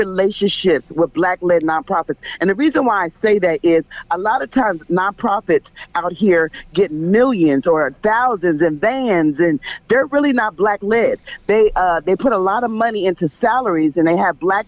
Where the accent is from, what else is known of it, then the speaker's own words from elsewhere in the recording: Philadelphia, Pennsylvania, United States; I'm from Philadelphia